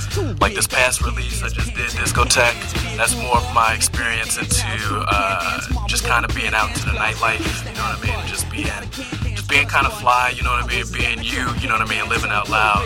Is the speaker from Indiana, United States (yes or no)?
no; Chicago, Illinois, United States; moved away as an adult; also born or lived in New York; I'm from Chicago.